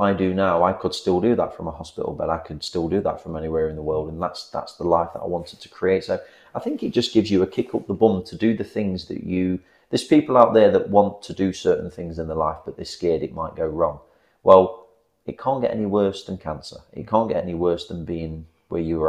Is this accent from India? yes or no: no; England, United Kingdom; being English